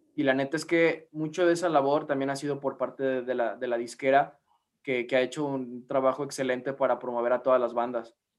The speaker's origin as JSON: {"language": "Spanish", "country": "Mexico", "said": "somos de México"}